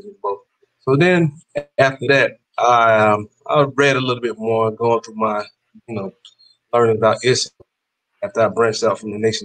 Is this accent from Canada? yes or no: no; North Carolina, United States; now in Florida, United States; I grew up in the Bible Belt, North Carolina